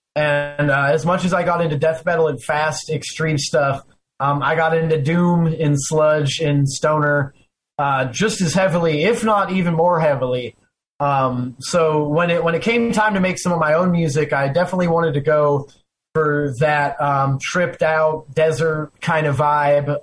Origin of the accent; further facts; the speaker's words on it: Arizona, United States; now in Florida, United States; I live in Florida, but I grew up in Arizona